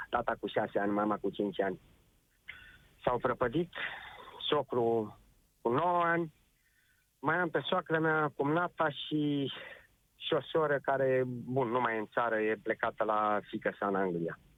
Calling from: Spain; Bun, ce vreau să vă văd, sunt din Spania. Vreau să transmit și eu un, uh, un mesaj celor din țară, să stea acasă.

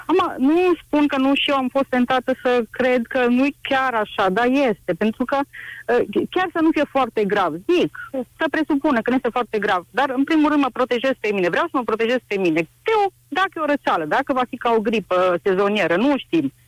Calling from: Alba Iulia, Alba County, Romania; sunt din Alba Iulia și vreau să spun, vă spun că sunt uh, asistentă medicală.

